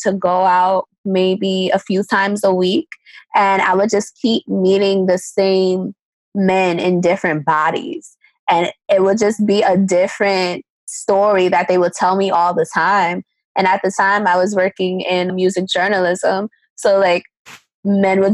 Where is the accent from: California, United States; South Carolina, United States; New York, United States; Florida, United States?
New York, United States; New York City; also born or lived in Maryland; I'm from Harlem, New York.